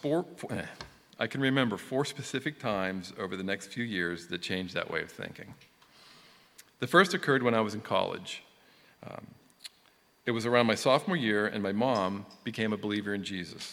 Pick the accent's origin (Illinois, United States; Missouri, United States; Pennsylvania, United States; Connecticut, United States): Pennsylvania, United States; Johnstown; moved away as an adult; also born or lived in Newtown; I was born in Johnstown, PA in 1965, and I lived there until I moved to Newtown in 1987